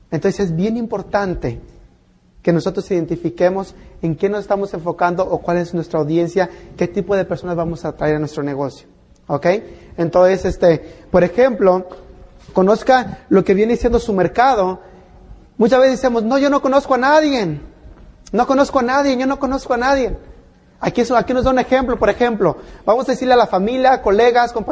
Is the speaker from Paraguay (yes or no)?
no; Mexico; now in United States; Yo vine de México a este país por el sueño americano, pero me encontré con las pesadillas.